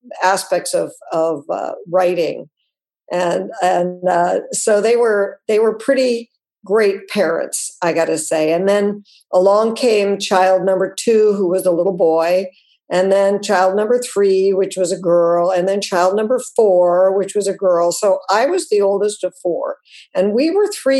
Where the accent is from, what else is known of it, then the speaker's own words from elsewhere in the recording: Wyoming, United States; I grew up mostly in Wyoming